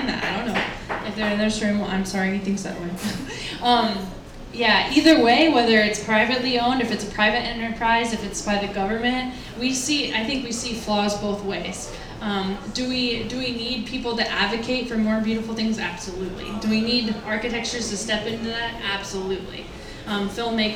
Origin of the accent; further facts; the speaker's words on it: United States; as American people